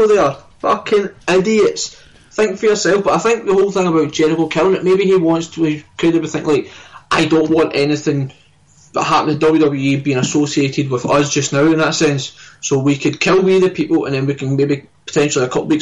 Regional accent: Scotland, United Kingdom; I'm Scottish through and through

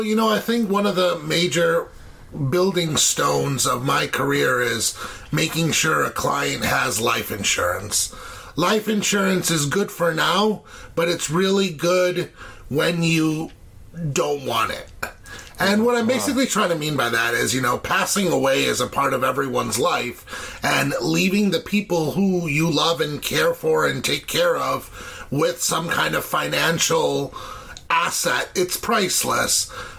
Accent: India; So I'm kind of biased, naturally, being Indian, loving everything Indian.

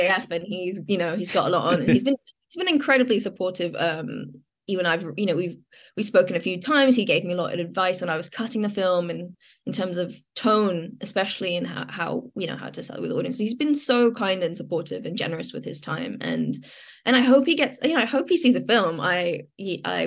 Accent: London, United Kingdom; the kind of London I grew up on, you know, grew up in, like Shepherd's Bush Market

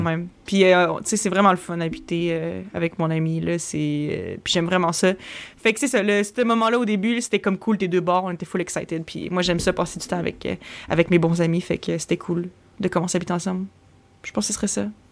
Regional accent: Quebec City, Quebec, Canada; now in Montreal, Canada; Moi, je viens de Québec. Puis à un moment donné, moi, j'ai déménagé à Montréal.

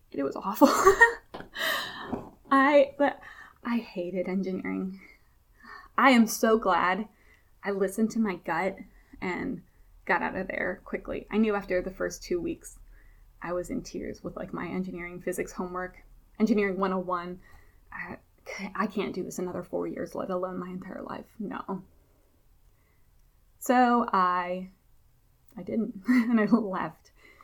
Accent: Memphis, Tennessee, United States; also born or lived in Buffalo, New York; I lived in Memphis, Tennessee most of my life from fourth grade on

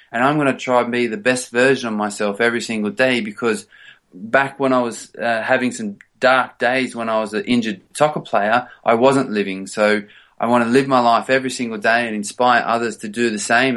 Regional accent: Australia; moved away as an adult; also born or lived in Sydney, Australia / United States / England; now in London, United Kingdom; I grew up actually in the, in the country, in the outback

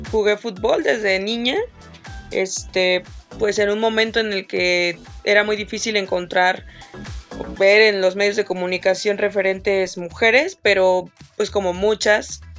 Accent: Espinal, Veracruz, Mexico; yo soy de un pueblito muy chiquito en Veracruz

